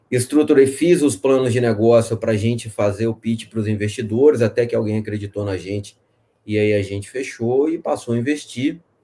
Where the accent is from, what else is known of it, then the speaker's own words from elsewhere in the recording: Espírito Santo, Brazil; also born or lived in Minas Gerais; eu sou do Espírito Santo. Tô, nasci em Minas, mas estou aqui no Espírito Santo desde criança